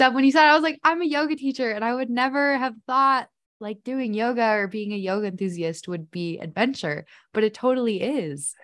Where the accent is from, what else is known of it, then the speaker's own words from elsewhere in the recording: Chicago, Illinois, United States; I'm from the Chicago suburbs, so I didn't really grow up hiking or adventuring. I was outside, but I was in the suburbs